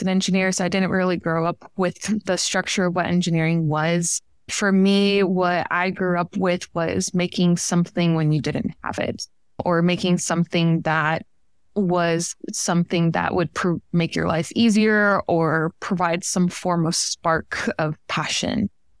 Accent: Miami, Florida, United States; now in Tennessee, United States; I like to say that I'm from Northern Cuba, which is commonly referred to as Miami, Florida. I grew up there since my inception.

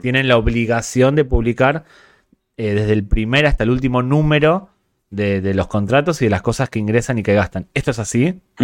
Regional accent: Spain; además de gringos, somos españoles

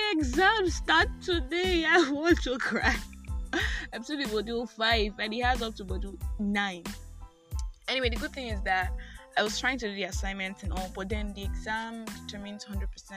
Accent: Nigeria; I am that Nigerian

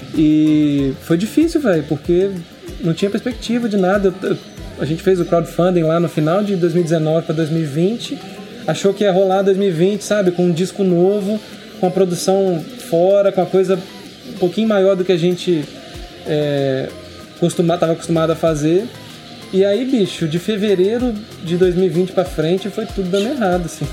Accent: Linhares, Espírito Santo, Brazil; sou cria de Linhares, eu cresci em Pontal do Piranga, na praia.

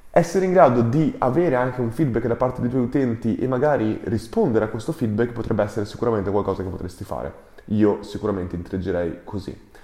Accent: Ferrara, Emilia-Romagna, Italy; siamo cresciuti insieme a Ferrara

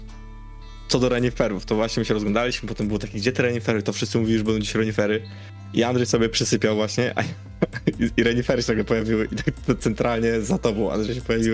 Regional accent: Poland; jesteśmy z Polski

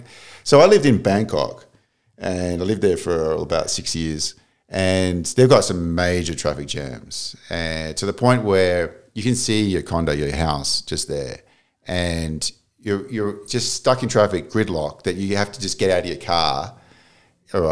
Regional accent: Melbourne, Victoria, Australia; moved away; I grew up in Melbourne, Australia.

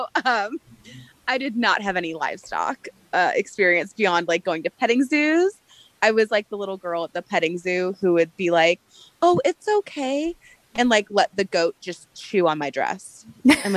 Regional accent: Anaheim, California, United States; moved away as an adult; also born or lived in Phoenix, Arizona; now in Montana, United States; I grew up in Anaheim Hills

